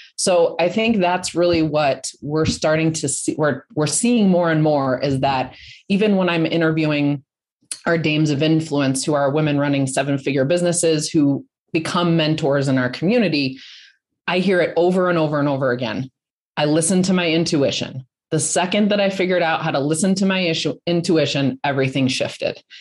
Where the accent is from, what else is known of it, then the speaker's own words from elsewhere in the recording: Colorado, United States; I'm from Colorado